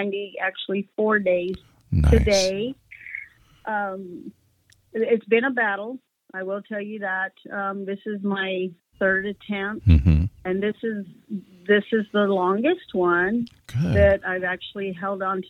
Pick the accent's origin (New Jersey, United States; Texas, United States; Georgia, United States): Texas, United States; accent: Texas; also born or lived in California; I do have that Texas accent. That's, yeah, you know, where I've pretty much have been raised, but born in California